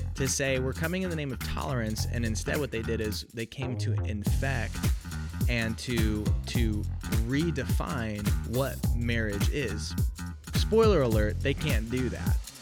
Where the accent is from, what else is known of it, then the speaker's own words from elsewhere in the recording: Oregon, United States; moved away as an adult; also born or lived in Illinois; I grew up in Oregon, went to college, uh, in Illinois